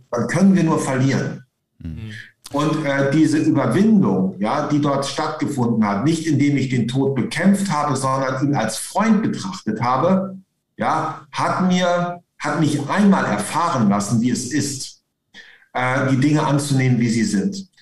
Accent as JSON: {"language": "German", "area": "East Frisia", "region": "Lower Saxony", "country": "Germany", "also_born_or_lived": "Hamburg", "moved": "as an adult", "said": "als Ostfriese"}